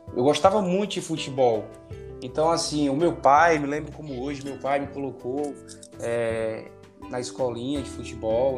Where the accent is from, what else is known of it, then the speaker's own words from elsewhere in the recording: Juazeiro do Norte, Ceará, Brazil; sou natural de Juazeiro do Norte